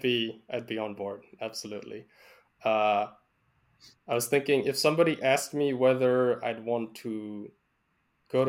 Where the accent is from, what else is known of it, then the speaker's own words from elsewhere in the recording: Canada; we're Canadian